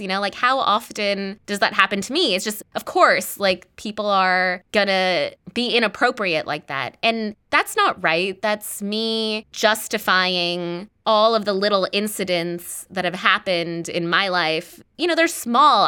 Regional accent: Los Angeles, California, United States; I'm from Los Angeles

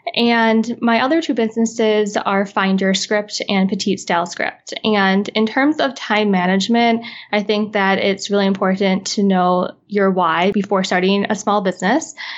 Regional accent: Midwest, United States; now in Los Angeles, United States; I currently live in Los Angeles, California, and I'm originally from the Midwest

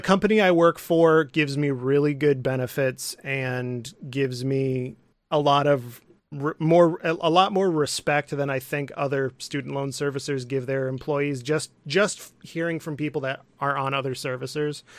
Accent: Midland, Michigan, United States; I'm from Midland, Michigan, um, which is a little town

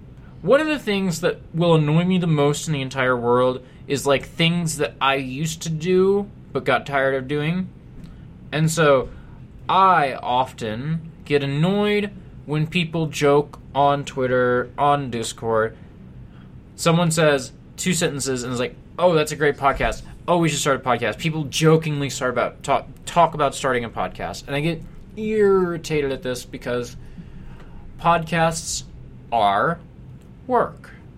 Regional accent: Kansas, United States; also born or lived in Missouri; I am from Kansas and Missouri, and the Chiefs are my team

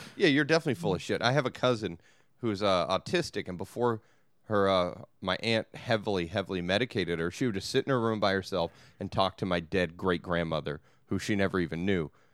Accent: Long Beach, California, United States; I'm from Long Beach.

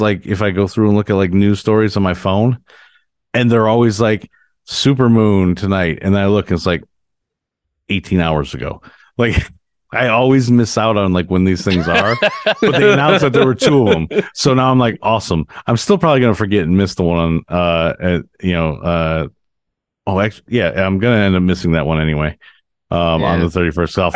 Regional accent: United States; we're all Americans

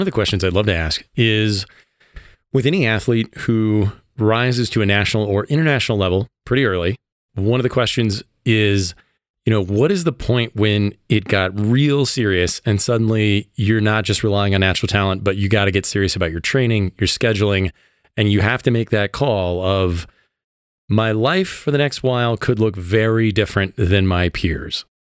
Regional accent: Illinois, United States; moved away as an adult; now in Colorado, United States; I came from Illinois as well

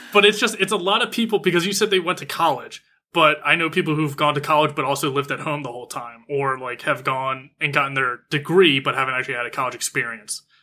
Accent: United States; I'm American

